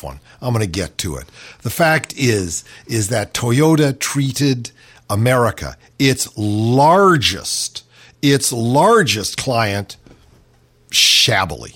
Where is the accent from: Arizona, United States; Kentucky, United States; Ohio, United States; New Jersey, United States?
Ohio, United States; Cleveland; I grew up in Cleveland.